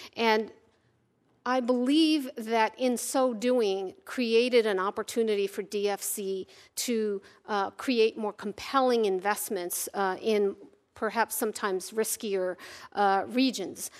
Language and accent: English; Virginia, United States; Having grown up in Virginia, I consider it my home state